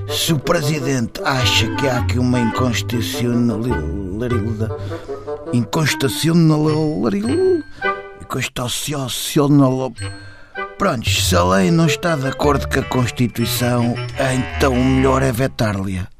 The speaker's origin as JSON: {"language": "Portuguese", "town": "Amadora", "region": "Lisbon", "country": "Portugal", "said": "é, sou da Amadora"}